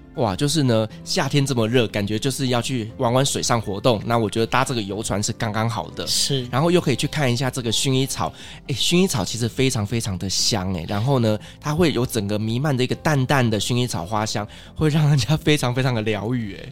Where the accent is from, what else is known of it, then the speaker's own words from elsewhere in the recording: Taiwan; 我们台湾人呢，这么喜欢去日本旅行